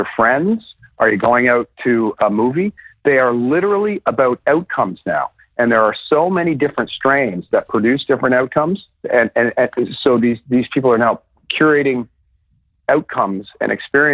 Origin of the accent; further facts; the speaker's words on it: Saint John, New Brunswick, Canada; moved away; also born or lived in Sussex, New Brunswick; I grew up in St. John, New Brunswick